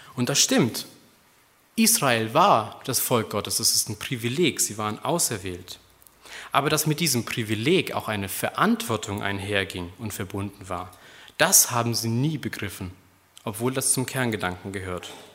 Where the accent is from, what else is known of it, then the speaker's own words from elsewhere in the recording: Germany; Wir sind als Deutsche